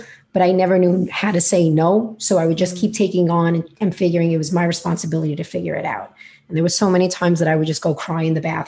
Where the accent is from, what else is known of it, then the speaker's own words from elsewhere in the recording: New York City, New York, United States; accent: New York; if you cannot hear already from my accent or are wondering where it's from, I am in New York and in Brooklyn